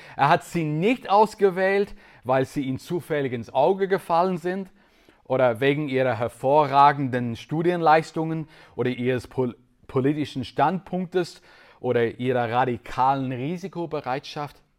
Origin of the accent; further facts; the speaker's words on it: Northern Ireland, United Kingdom; German is a second language; moved away as an adult; also born or lived in Switzerland; Ich bin in Nordirland aufgewachsen